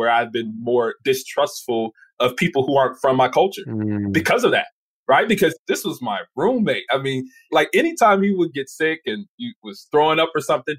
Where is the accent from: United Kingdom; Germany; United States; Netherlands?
United States; Detroit, Michigan; I knew that I was coming from Detroit.